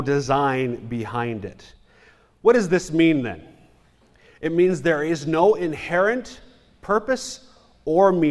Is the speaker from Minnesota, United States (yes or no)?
yes; Minnesota, United States; I'm from Minnesota